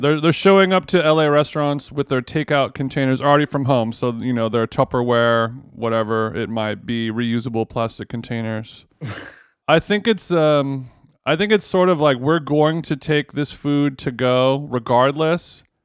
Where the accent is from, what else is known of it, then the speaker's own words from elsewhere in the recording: Los Angeles, California, United States; my hometown